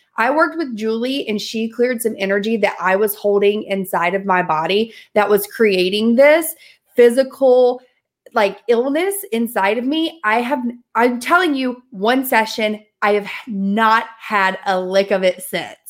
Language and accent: English; the South, United States; I'm from the South.